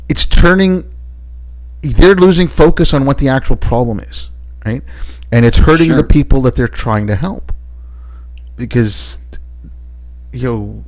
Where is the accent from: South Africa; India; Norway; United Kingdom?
India; I was born in India